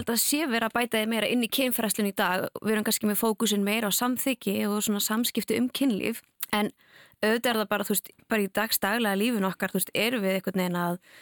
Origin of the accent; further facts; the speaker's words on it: Canada; now in Iceland; ég er alveg upp í Kanada